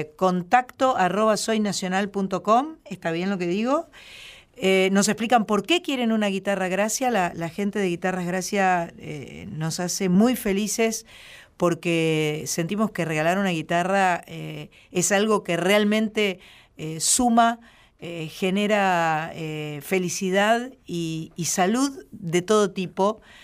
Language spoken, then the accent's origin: Spanish; Uruguay; los uruguayos